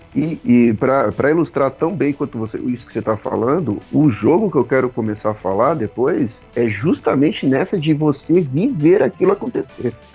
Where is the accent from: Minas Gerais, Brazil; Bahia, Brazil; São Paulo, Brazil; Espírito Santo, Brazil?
São Paulo, Brazil; also born or lived in Atibaia; eu cresci em São Paulo, mas eu morei em Atibaia até meus 12, 14 anos